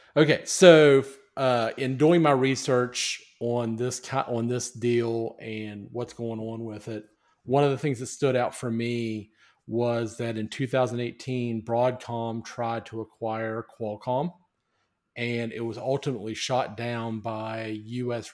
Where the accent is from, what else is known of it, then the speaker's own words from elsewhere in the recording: United States; as an American, I am proud to be an American